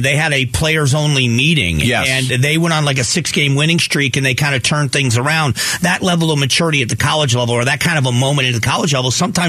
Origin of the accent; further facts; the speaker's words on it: Fort Myers, Florida, United States; now in Arizona, United States; It was FGCU, my hometown.